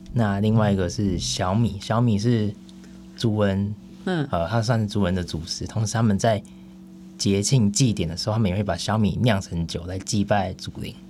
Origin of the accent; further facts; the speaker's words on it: Hsinchu County, Taiwan; 家乡，新竹县里面五峰乡